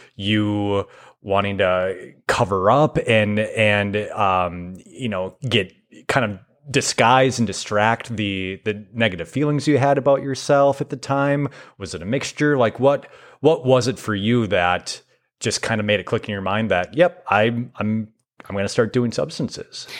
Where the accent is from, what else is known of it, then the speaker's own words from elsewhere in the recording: Foley, Minnesota, United States; I grew up in Foley